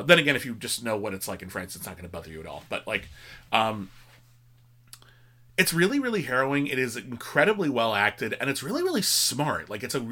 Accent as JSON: {"language": "English", "country": "United States", "said": "as an American"}